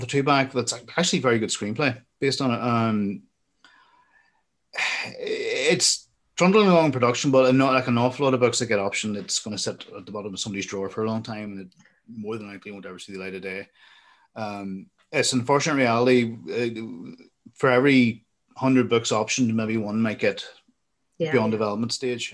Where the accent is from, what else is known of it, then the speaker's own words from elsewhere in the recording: Armagh, Northern Ireland, United Kingdom; I went to the Royal School in Armagh